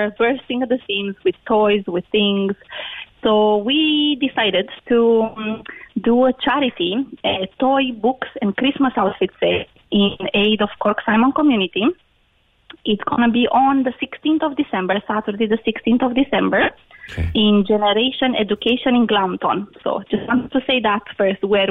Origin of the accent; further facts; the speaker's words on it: Romania; moved away as an adult; now in Ireland; I've been living in Ireland 17 years, but I'm originally from Romania